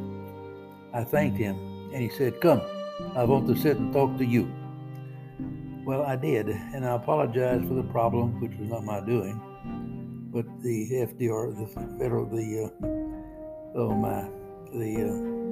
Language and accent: English; 20 miles from Port Arthur, Texas, United States; Port Arthur, Texas, just 20 miles from my hometown